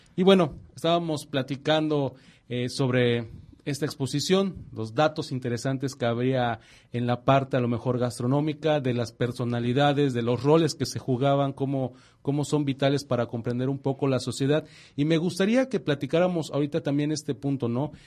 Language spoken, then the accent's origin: Spanish; Yucatán, Mexico; fuimos en la mesa como yucatecos